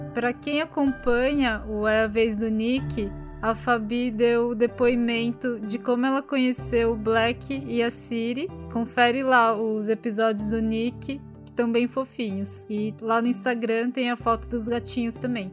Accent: Brazil; now in Japan; no Brasil a gente se sentia japonesa

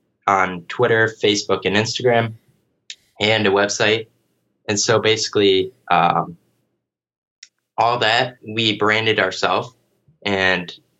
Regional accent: Sandusky, Ohio, United States; Sandusky, Ohio, which is my hometown

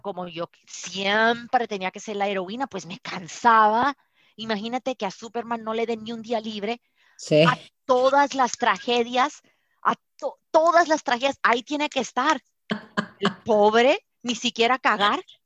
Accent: Colombia; also born or lived in Colorado, United States; now in United States; De Colombia

